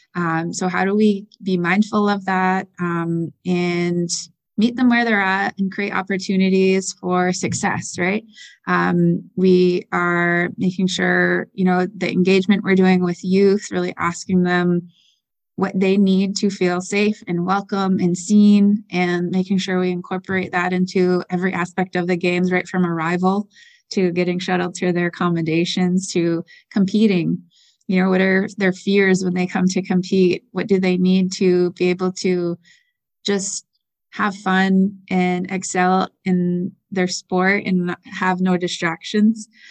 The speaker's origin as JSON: {"language": "English", "area": "Six Nations", "region": "southern Ontario", "country": "Canada", "tie": "born or raised there", "said": "I am originally from Six Nations, which is a First Nations community in southern Ontario, the largest First Nations community there. um, entire families there, born and raised there"}